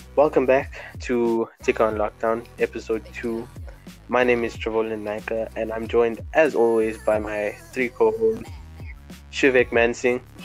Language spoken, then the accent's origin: English; Durban, KwaZulu-Natal, South Africa; I'm from Durban as well